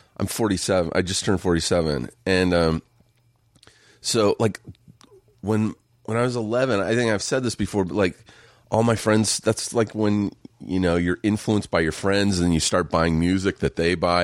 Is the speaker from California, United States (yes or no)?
yes; Riverside, California, United States; Riverside, just an hour east